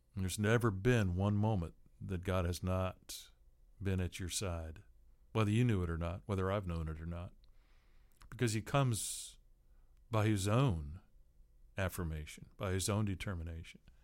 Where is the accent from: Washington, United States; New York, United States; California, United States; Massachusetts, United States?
Washington, United States; Seattle; growing up in Seattle